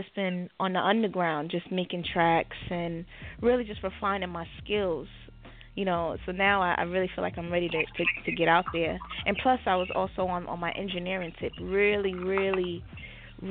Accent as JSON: {"language": "English", "town": "New York City", "region": "New York", "country": "United States", "tie": "born or raised there", "said": "I'm from Brooklyn, New York"}